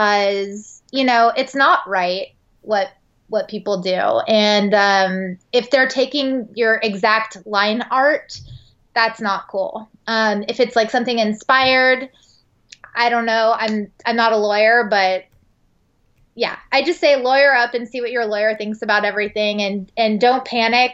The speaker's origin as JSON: {"language": "English", "town": "San Francisco", "region": "California", "country": "United States", "moved": "as an adult", "lives_now": "Los Angeles, United States", "said": "I am from San Francisco and I moved to LA after my trip to Europe"}